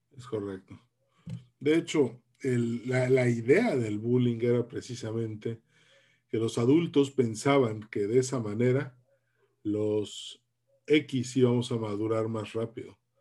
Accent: Mexico; tanto tú como yo somos de la generación X, somos los mexicanos que nacimos entre 1960 y 1982

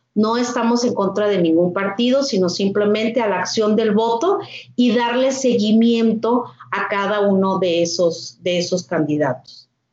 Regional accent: Torreón, Coahuila, Mexico; also born or lived in Monterrey; soy de Torreón, Coahuila

